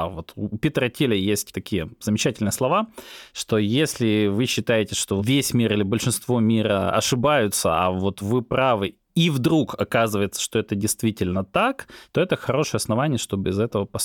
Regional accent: Belarus; а я сам из Беларуси

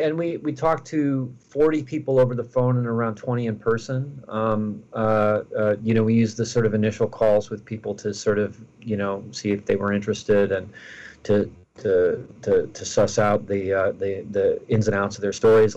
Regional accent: Minneapolis, Minnesota, United States; my hometown of Minneapolis

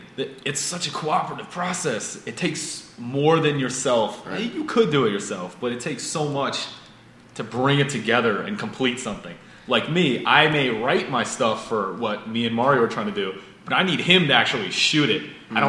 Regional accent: Pennsylvania, United States; Because some kid growing up in Pennsylvania, I see movies taking place in New York City, in Hong Kong, a James Bond movie, traveling the world.

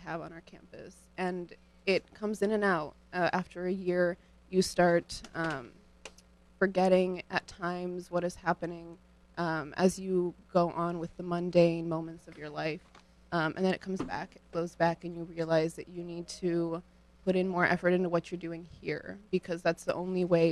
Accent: Cleveland, Ohio, United States; accent: Ukrainian; moved away as an adult; now in New Haven, United States; I am from Cleveland, Ohio, originally. My parents are from Western Ukraine, though. I was raised very Ukrainian here in the States.

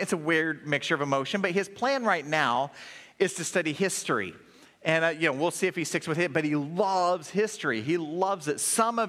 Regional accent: Oklahoma, United States; so I was from Oklahoma, traveled around a lot as a child, but then in elementary school, we landed in Oklahoma.

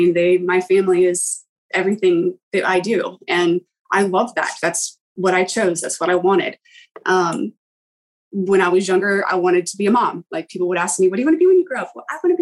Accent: East Coast of the US, United States; also born or lived in England; now in North Carolina, United States; I grew up on the East Coast of the US

